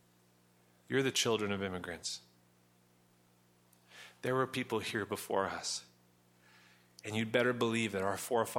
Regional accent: Western Canada, Canada; I'm a white Canadian. I grew up here in Western Canada, surrounded by mostly white people

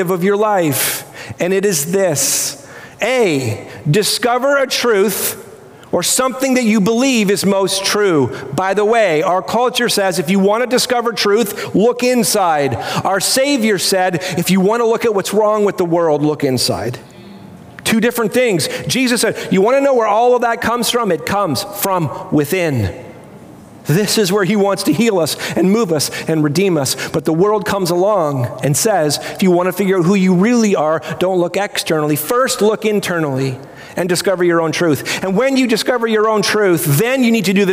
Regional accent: Canada; as a Canadian

